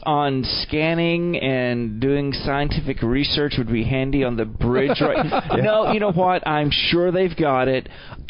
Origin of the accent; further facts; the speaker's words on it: the South, United States; I grew up poor and in the South, and so I grew up eating that.